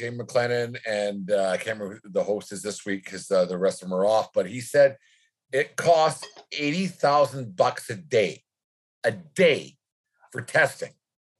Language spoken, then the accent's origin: English; Canada; because we're Canadian